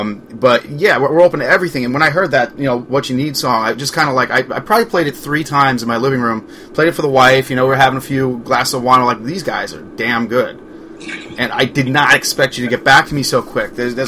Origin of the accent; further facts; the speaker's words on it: Port Jefferson, New York, United States; moved away; I grew up on Long Island, Port Jeff